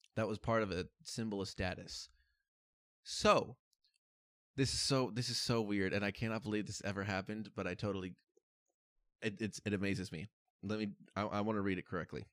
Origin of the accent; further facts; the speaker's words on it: United States; growing up in America